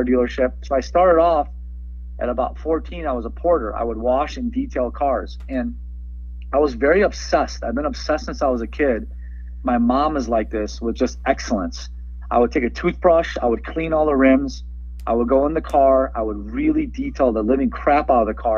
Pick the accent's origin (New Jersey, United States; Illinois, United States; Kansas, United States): Illinois, United States; Chicago; English is a second language; also born or lived in Iran / San Francisco / Skokie / Wilmette; They came to Chicago